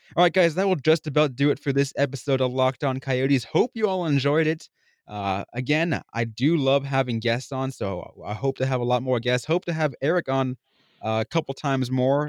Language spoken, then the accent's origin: English; San Jose, California, United States; my hometown of San Jose